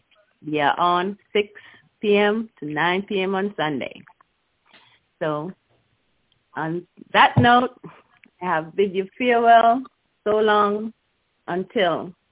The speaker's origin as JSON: {"language": "English", "country": "India", "tie": "born or raised there", "moved": "as an adult", "lives_now": "Tampa, United States", "said": "I was born in India, raised there less than a quarter years. And since then I'm here."}